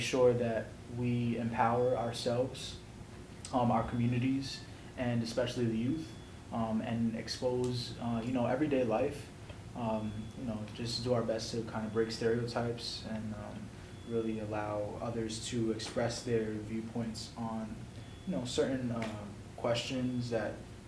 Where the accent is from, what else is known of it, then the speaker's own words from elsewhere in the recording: New York City, New York, United States; moved away as an adult; now in Raleigh, United States; I'm originally from the Bronx. I'm 22 years old, and I just moved down here to Raleigh about a month or so ago